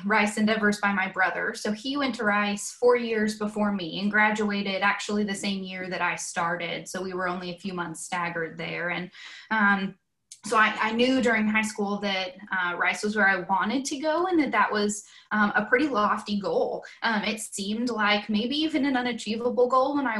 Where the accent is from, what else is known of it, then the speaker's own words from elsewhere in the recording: Conroe, Texas, United States; moved away as an adult; now in Chapel Hill, United States; I grew up in Conroe, born and raised, was there my whole life, went to Conroe High School